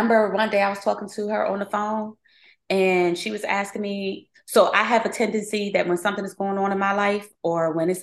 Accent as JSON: {"language": "English", "town": "Philadelphia", "region": "Pennsylvania", "country": "United States", "also_born_or_lived": "Baltimore", "said": "I'm from Philly"}